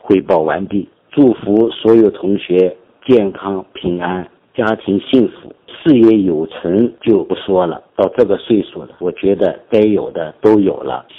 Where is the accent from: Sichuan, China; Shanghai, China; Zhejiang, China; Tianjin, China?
Shanghai, China; Qingpu; moved away as an adult; 我出生在上海，但来自郊区，土里土气。上北大之前，我从未出过远门。